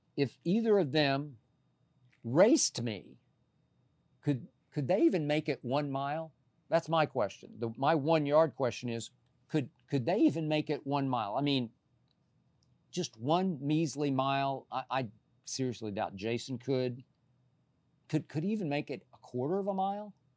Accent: Oklahoma City, Oklahoma, United States; I'm from Oklahoma City

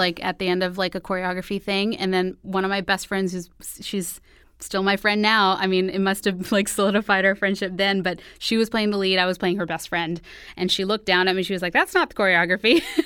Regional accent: Houston, Texas, United States; moved away; also born or lived in New York; I'm originally from Houston, Texas

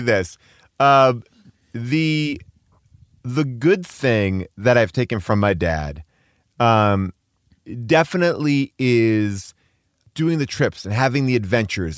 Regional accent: New York, United States; moved away as an adult; now in Los Angeles, United States; I'm a New Yorker who was a Knicks fan. I moved out here to L

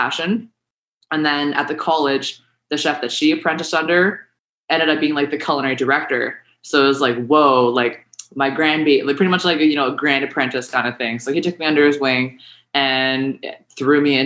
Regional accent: Kelowna, British Columbia, Canada; I'm from Kelowna, BC, in the beautiful Okanagan Valley

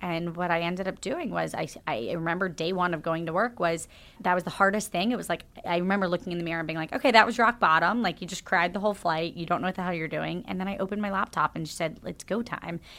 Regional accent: Jacksonville, Florida, United States; moved away; So I grew up in Jacksonville, Florida

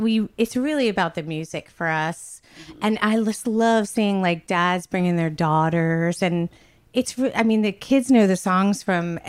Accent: New Jersey, United States; I'm from New Jersey.

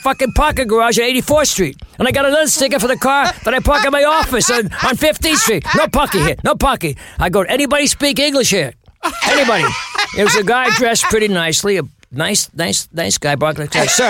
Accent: New York City, New York, United States; also born or lived in Flushing, Queens / Bayside, Queens; I was born in Astoria.

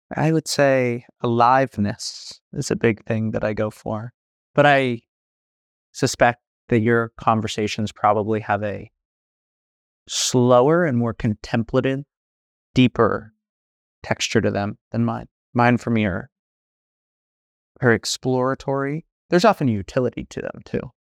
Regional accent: San Francisco, California, United States; I grew up in San Francisco

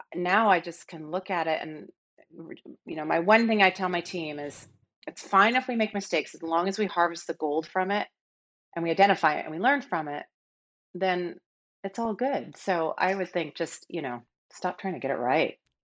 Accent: Seattle, Washington, United States; I grew up in Seattle

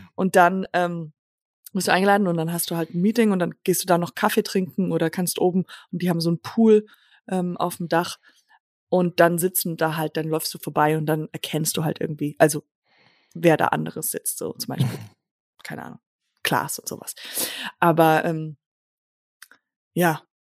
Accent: Germany; accent: German; moved away; also born or lived in Los Angeles, United States; dass ich Deutsche bin

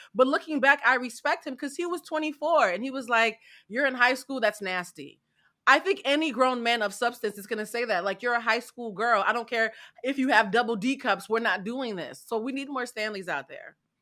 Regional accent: Haiti; my people

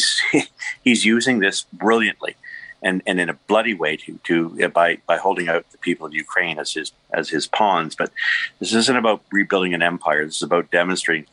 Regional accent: Canada; also born or lived in Toronto; we're Canadian, we're decent about these things. But if you're living in my area here in Toronto

